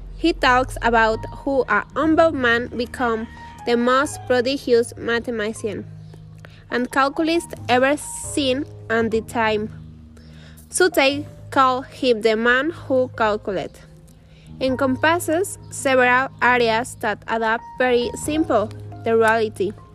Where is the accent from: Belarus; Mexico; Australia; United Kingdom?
Mexico; Luvianos, State of Mexico; English is a second language; I am from Lubianos, Mexico.